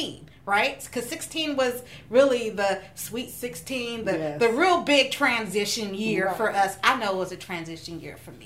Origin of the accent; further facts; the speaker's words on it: Stockton, California, United States; I grew up in Stockton